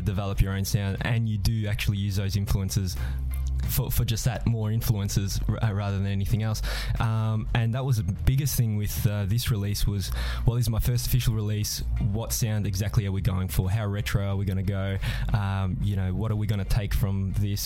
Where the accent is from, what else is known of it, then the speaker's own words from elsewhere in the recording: Strathmore, Victoria, Australia; I hail from Strathmore